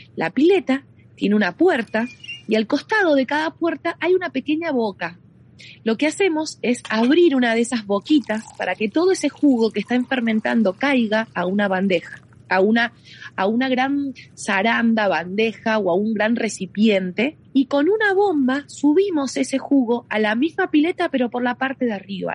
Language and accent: Spanish; Mendoza, Argentina; soy de Mendoza Capital, del Gran Mendoza